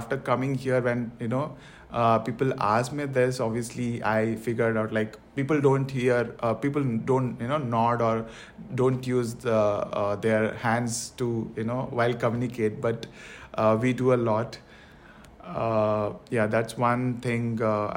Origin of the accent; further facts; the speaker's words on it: Karnataka, India; first language Tulu; English is a second language; moved away as an adult; also born or lived in Maharashtra; now in Canada; My mother tongue is Tulu, and my provincial, the state language which we say back in India, it is called Kannada.